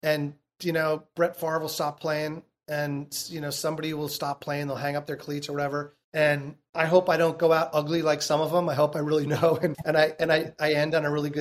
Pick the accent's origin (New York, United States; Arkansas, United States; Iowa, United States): New York, United States; Irvington; moved away as an adult; I was born in Irvington, New York. Irvington was a small town right outside of New York City in Westchester.